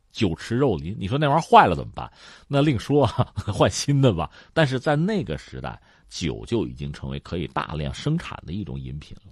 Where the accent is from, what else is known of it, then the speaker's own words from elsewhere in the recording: China; 这一直是我们中国人很骄傲、很自豪的事情